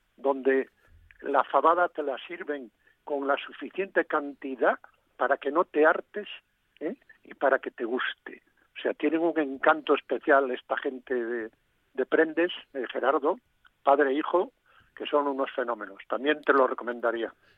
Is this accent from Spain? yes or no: yes; Galicia, Spain; moved away; mi tierra